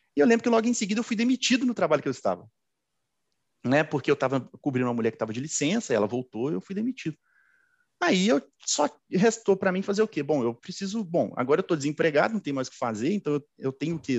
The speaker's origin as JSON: {"language": "Portuguese", "town": "Belo Horizonte", "region": "Minas Gerais", "country": "Brazil", "tie": "born or raised there", "said": "eu sou suburbano, né, sou de Belo Horizonte, sou suburbano, cresci, é, estudei a minha vida inteira na escola pública"}